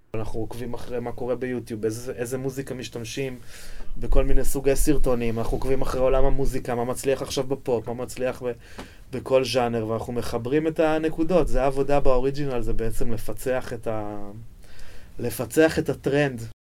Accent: Jerusalem, Jerusalem District, Israel; אני נולדתי בירושלים, גדלתי בירושלים

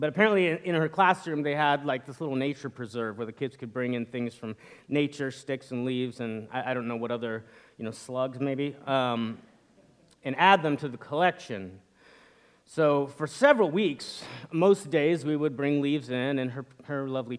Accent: northern Indiana, United States; now in Atlanta, United States; But I grew up in the Midwest, and in the fall, unlike in Atlanta where the cold weather comes kind of gradually and the leaves change slowly, in northern Indiana

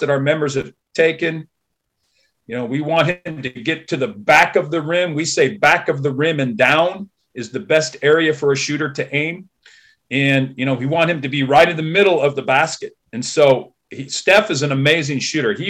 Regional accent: Santa Barbara County, California, United States; now in Vancouver, Washington, United States; I grew up in Santa Barbara County, California, about 11 miles from the beach

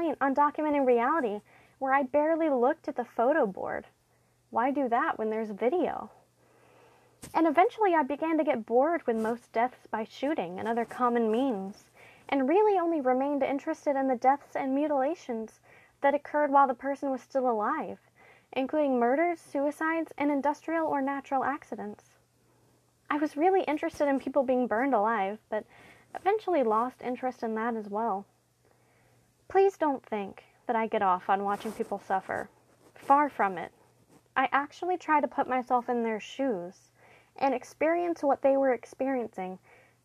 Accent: the South, United States; I'm from the South

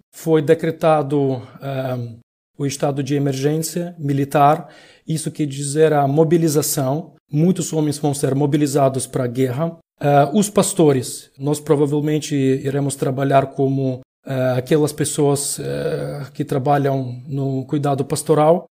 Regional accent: Ukraine; also born or lived in Lviv, Ukraine; eu moro na Ucrânia, sou ucraniano

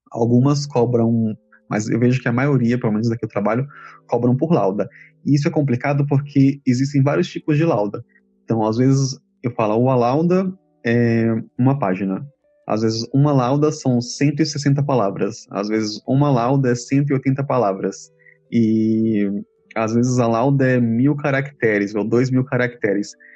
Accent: Feira de Santana, Bahia, Brazil; Eu nasci em Feira de Santana, na Bahia, cidade do interior, e foi lá que comecei a estudar inglês

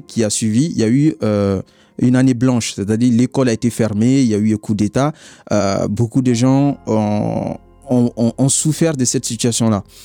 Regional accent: Mali; moved away as an adult; now in France; je viens du Mali

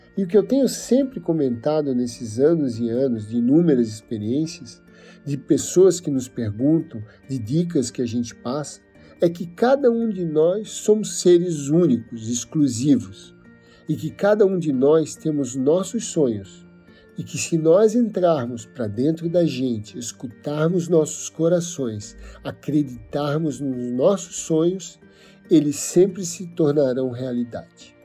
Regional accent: Penha, Santa Catarina, Brazil; Nasci em Penha, uma cidade de pescadores no litoral norte de Santa Catarina. Sou filho de pescador, e apesar de ter nascido na frente da praia

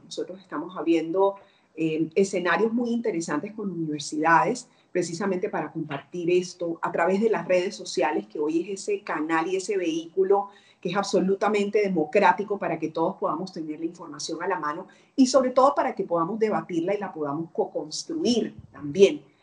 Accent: Barranquilla, Atlántico, Colombia; moved away as an adult; now in Peru; Yo vivo en Perú, pero eh, soy colombiana

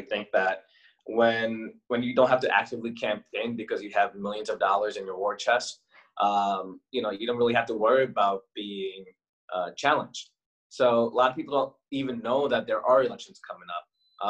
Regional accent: Queens, New York, United States; also born or lived in Bronx / New Jersey / Detroit; I was born in Queens, but ever since I was born, I'm moving around a lot from Queens to the Bronx, back to Queens. I've lived in Jersey for the early parts of my childhood, bounced around a lot over there.

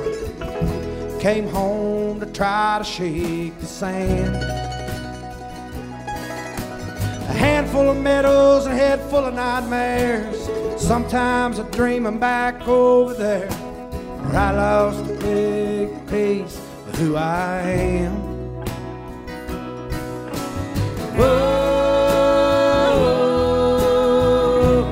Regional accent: West Virginia, United States; I'm from West Virginia.

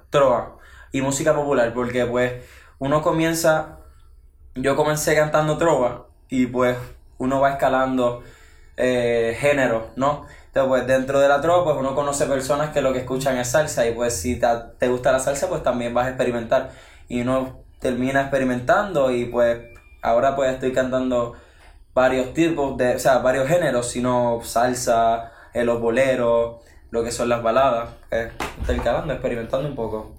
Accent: Ciales, Puerto Rico; vengo del pueblo de Ciales y pues tengo 16 años

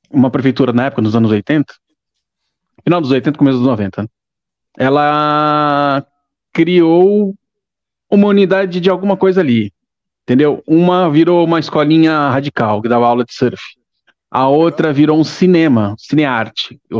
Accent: Santos, São Paulo, Brazil; Eu cresci no litoral. Eu cresci ah, em Santos, cara.

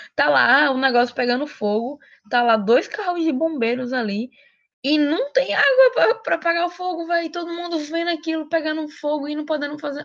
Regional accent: Brazil; estudantes, enquanto brasileiros

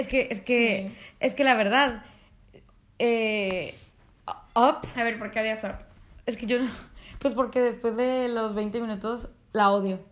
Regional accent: Mexico; soy mexicana

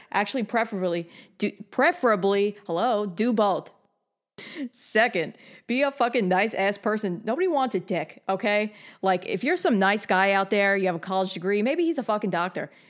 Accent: New York, United States; I'm from New York

